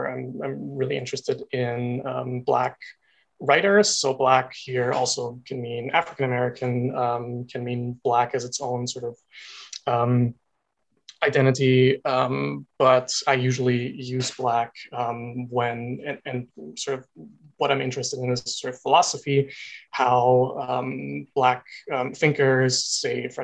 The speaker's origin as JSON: {"language": "English", "country": "Austria", "moved": "as an adult", "lives_now": "Canada", "said": "An international student. I am from Austria"}